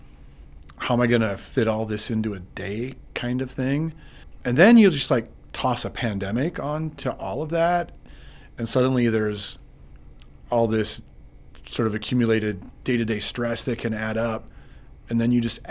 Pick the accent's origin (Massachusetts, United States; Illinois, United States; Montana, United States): Montana, United States; Eastern; moved away as an adult; also born or lived in Dillon, Montana; now in Billings, United States; I'm from Eastern Montana